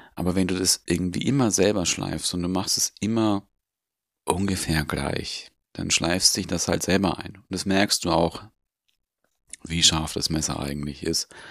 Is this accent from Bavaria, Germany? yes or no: yes; Augsburg, Bavaria, Germany; Bei uns in Augsburg